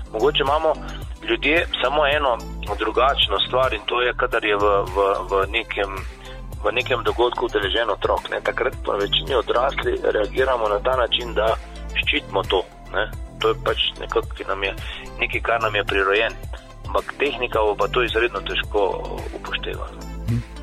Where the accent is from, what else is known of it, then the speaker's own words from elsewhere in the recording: Slovenia; smo Slovenci